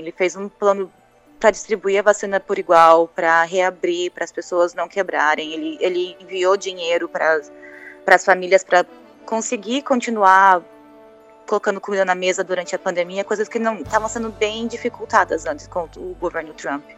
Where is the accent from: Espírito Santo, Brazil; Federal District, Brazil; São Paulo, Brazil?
São Paulo, Brazil; Tatuí; moved away as an adult; now in United States; eu saí do Brasil, foi para vir para cá para estudar